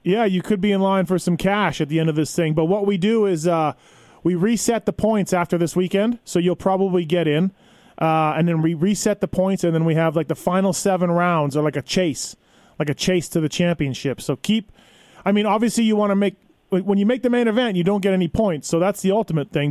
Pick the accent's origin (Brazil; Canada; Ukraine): Canada; moved away as an adult; now in United States; I'm Canadian, so I'm not American.